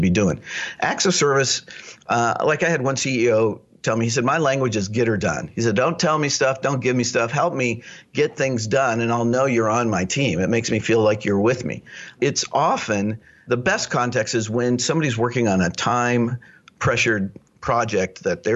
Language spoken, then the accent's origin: English; Lawrence, Kansas, United States; I grew up in Lawrence, Kansas, where the University of Kansas is.